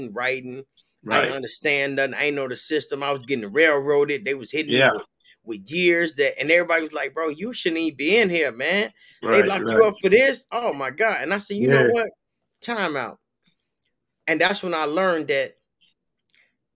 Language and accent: English; Chicago, Illinois, United States; moved away as an adult; also born or lived in Peoria, Illinois; I'm from Chicago, but I came down to Peoria and like 96, 97, like 97.